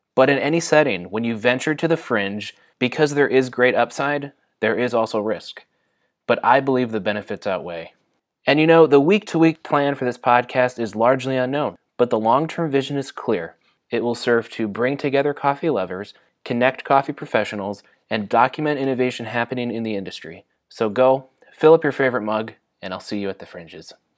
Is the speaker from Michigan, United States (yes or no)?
yes; Michigan, United States; also born or lived in Atlanta, Georgia; now in Southern California, United States; I was born and raised in Michigan, lived in Atlanta, Georgia, and then I moved to Southern California